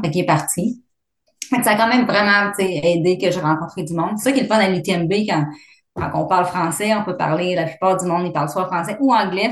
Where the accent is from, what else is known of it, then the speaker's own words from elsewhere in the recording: Abitibi, Quebec, Canada; moved away as an adult; also born or lived in Vancouver / Fort McMurray; now in Calgary, Canada; je suis originaire de la labitibi